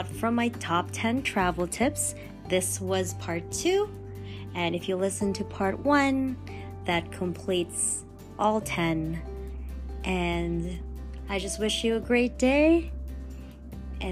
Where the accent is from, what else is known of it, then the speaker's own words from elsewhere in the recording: Toronto, Ontario, Canada; I'm from Toronto